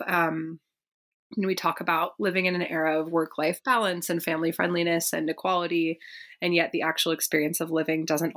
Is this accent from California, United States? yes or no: yes; Berkeley, California, United States; I grew up in Berkeley, California